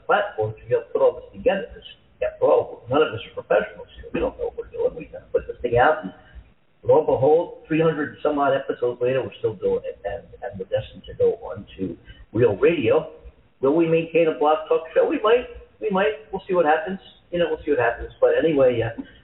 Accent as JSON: {"language": "English", "town": "Philadelphia", "region": "Pennsylvania", "country": "United States", "tie": "born or raised there", "also_born_or_lived": "Columbus, Ohio", "moved": "yes", "lives_now": "Southern California, United States", "said": "my hometown team"}